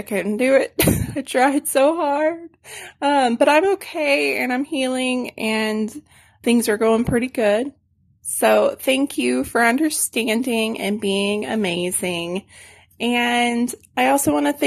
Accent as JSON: {"language": "English", "region": "Arkansas", "country": "United States", "tie": "born or raised there", "moved": "yes", "lives_now": "San Antonio, United States", "said": "my hometown at Bull Shoals Lake"}